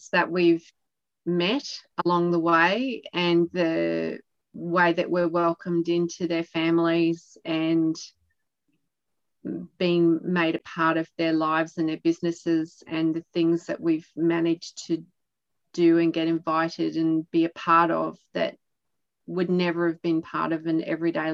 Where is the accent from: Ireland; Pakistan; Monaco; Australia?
Australia; East Coast; also born or lived in Adelaide, South Australia; We're from the East Coast and we did live down in South Australia during that global financial crisis